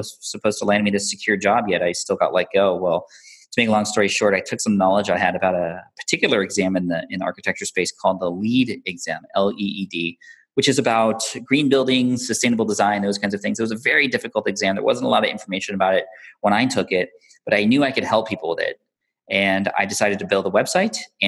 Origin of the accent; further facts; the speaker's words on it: San Diego, California, United States; I grew up in San Diego, California